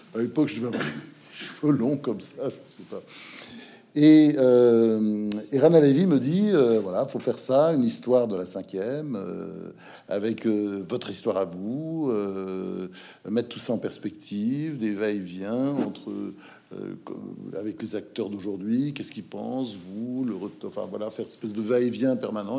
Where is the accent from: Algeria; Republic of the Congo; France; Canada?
France; Normandy; moved away as an adult; also born or lived in United States / Provence; quand je suis monté de ma Normandie